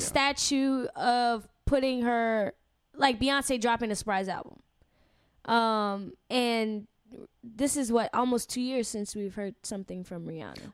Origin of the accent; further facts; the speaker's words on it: Louisiana, United States; I'm from Louisiana